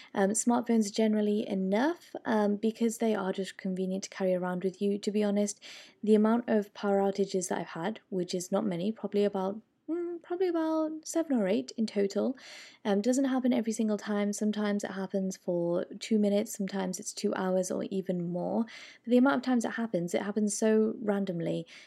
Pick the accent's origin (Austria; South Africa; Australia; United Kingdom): United Kingdom; moved away; I'm, I'm British